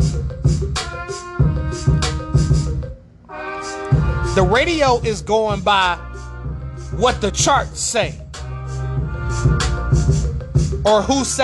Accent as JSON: {"language": "English", "town": "Detroit", "region": "Michigan", "country": "United States", "said": "I'm from Detroit"}